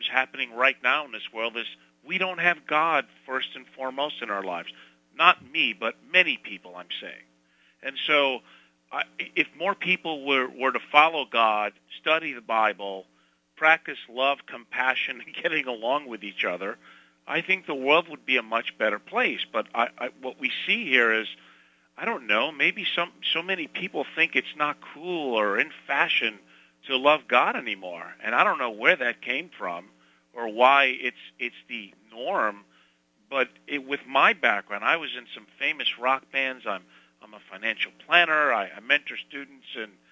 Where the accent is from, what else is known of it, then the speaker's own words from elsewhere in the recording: Northeast, United States; I'm from the Northeast, if you can't tell.